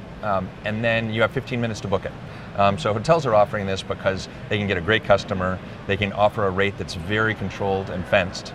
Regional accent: Charlottesville, Virginia, United States; I grew up in Charlottesville, Virginia

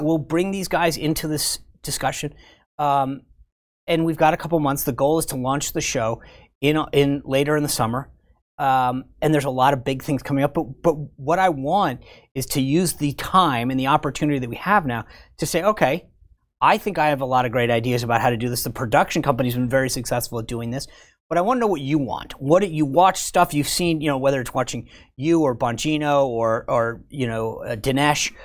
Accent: Rhode Island, United States; moved away; I'm from Rhode Island

